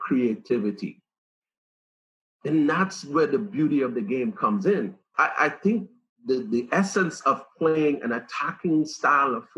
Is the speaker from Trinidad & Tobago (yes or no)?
yes; Trinidad & Tobago; moved away; we have tons of attacking personalities in the Caribbean, especially where I came from